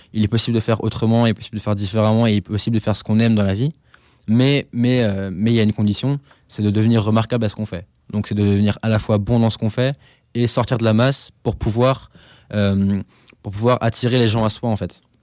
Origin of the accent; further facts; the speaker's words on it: Alsace, Grand Est, France; Chez moi, en Alsace